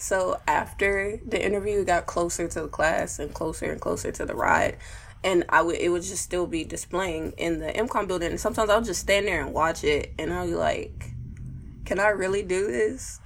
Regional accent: Houston, Texas, United States; I'm from Houston, Texas

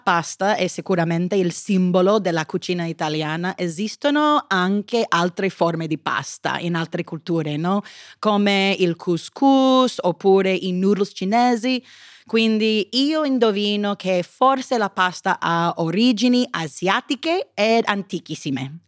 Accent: United States; Italian is a second language; sono americana

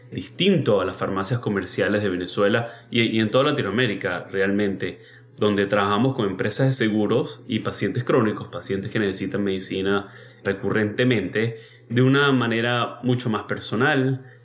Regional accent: United States; born there; Mira, yo nací acá en Estados Unidos, eso obviamente es una ventaja para poder venirme.

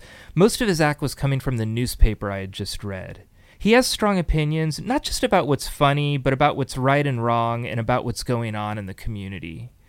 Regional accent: Burlingame, California, United States; I grew up in Burlingame.

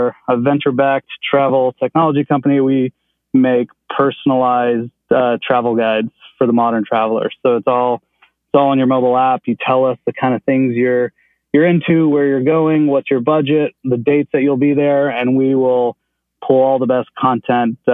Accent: Nashville, Tennessee, United States; English is a second language; now in Chicago, United States; I grew up most of my childhood in Nashville.

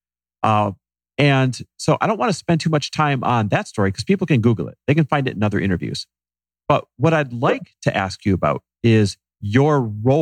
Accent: Midwest, United States; growing up in the Midwest

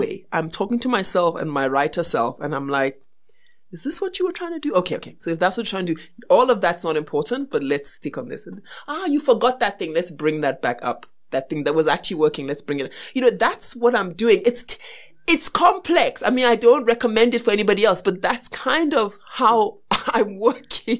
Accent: Barbados; now in South Africa; And I was born in, and I was born in Barbados

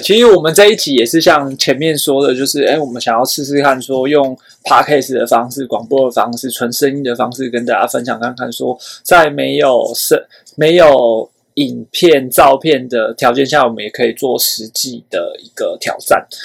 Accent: Taiwan; 我们台湾人

